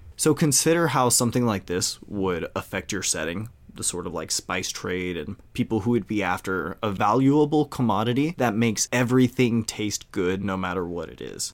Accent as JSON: {"language": "English", "area": "Cajun", "region": "Louisiana", "country": "United States", "said": "we're Cajun"}